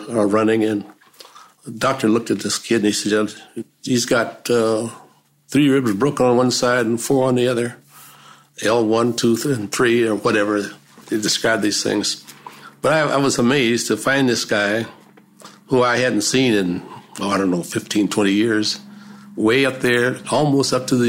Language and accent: English; Bakersfield, California, United States; moved away as an adult; also born or lived in Los Angeles; when I left Bakersfield, my hometown, I came down to Los Angeles